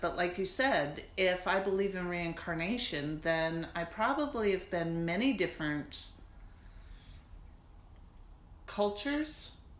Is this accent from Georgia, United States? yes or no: no; Las Vegas, Nevada, United States; now in Pacific Northwest, United States; I grew up in Las Vegas